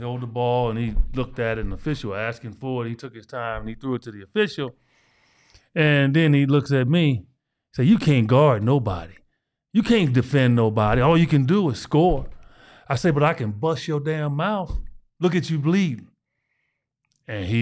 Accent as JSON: {"language": "English", "town": "Chicago", "region": "Illinois", "country": "United States", "said": "I'm from Chi-Town"}